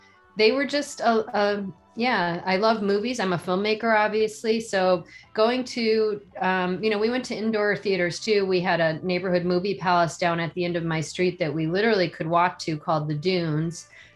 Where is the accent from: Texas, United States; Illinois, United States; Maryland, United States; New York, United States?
Illinois, United States; Zion; moved away; also born or lived in Miami, Florida; I grew up outside of Chicago, north of Chicago on the Wisconsin border. So we were kind of halfway in a town called Zion, halfway between Chicago and Milwaukee.